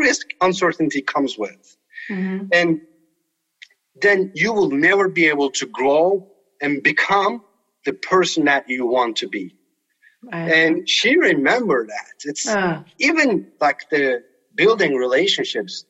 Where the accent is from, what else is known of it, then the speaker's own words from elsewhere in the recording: Turkey; English is a second language; also born or lived in Colorado; now in United States; I grew up playing soccer in Turkey.